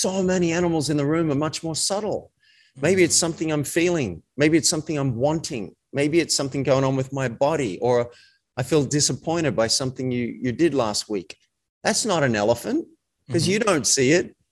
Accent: Australia; I was raised in Australia in a country town

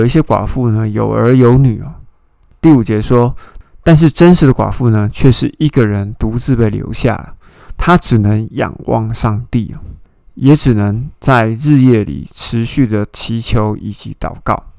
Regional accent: Taiwan; 那当然，我们台湾人会心里面会想说，嗯，啊，你谁啊？

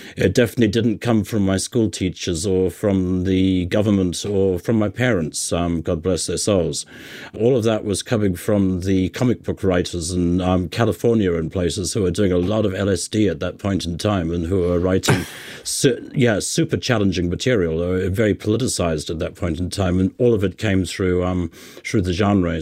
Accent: Cape Town, Western Cape, South Africa; moved away; I grew up in Cape Town.

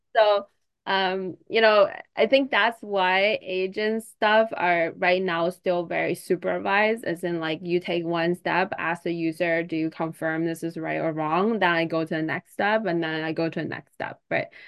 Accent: China; I'm from China

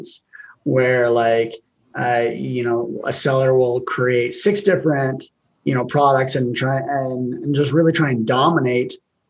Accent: Logan, Utah, United States; my hometown, Logan

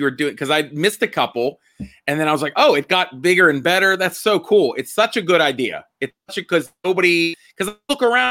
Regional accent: Homestead, Pennsylvania, United States; in Homestead, where I'm from

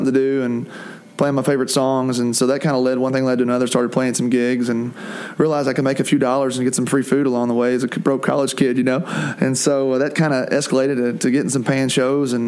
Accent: Taylorsville, United States; moved away; growing up in Taylorsville.

